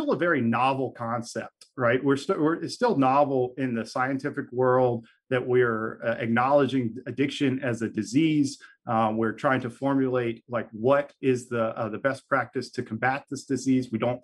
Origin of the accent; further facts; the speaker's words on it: Baton Rouge, Louisiana, United States; moved away as an adult; now in New Orleans, United States; So I was born and raised in Baton Rouge. I have been in New Orleans for about 6 years now.